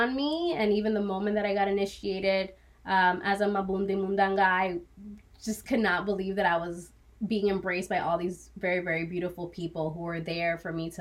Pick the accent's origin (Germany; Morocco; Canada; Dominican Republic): Dominican Republic; I was born in the Dominican Republic